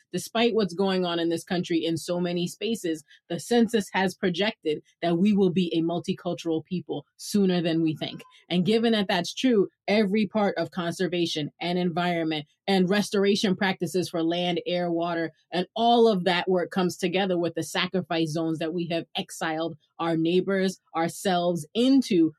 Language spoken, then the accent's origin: English; New York City, New York, United States; accent: Brooklyn; Tell people I'm from Brooklyn